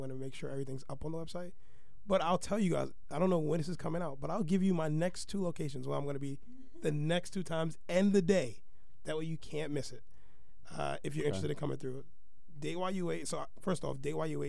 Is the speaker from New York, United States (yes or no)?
yes; New York City, New York, United States; I'm a New Yorker